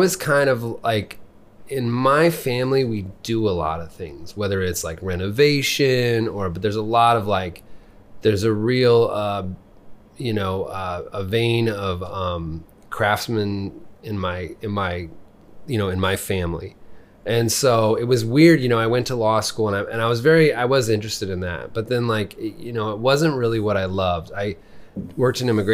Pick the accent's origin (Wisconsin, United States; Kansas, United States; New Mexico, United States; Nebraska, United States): Nebraska, United States; Lincoln; also born or lived in Columbus, Nebraska; So I grew up here. I went to elementary school and junior high and high school here